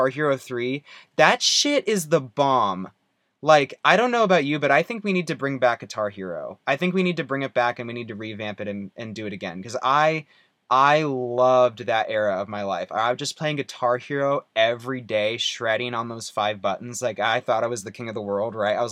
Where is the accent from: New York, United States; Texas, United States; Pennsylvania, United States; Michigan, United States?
Texas, United States; Rowlett; born or raised there; also born or lived in Wisconsin